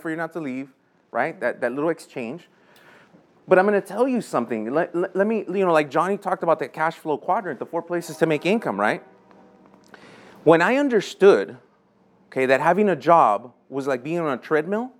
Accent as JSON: {"language": "English", "town": "Los Angeles", "region": "California", "country": "United States", "tie": "born or raised there", "said": "I grew up in Lincoln Heights"}